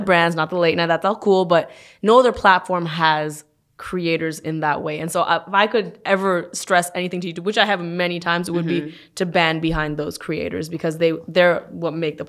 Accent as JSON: {"language": "English", "country": "Canada", "moved": "as an adult", "lives_now": "United States", "said": "You know, I moved from Canada 5 years ago. And there have been a lot of things. You know, Canada and U.S., they're right next to each other."}